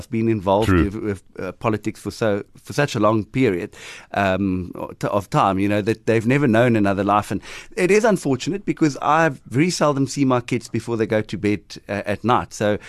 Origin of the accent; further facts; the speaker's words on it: Nelson Mandela Bay, Eastern Cape, South Africa; I'm here from Kabega, from Nelson Mandela Bay.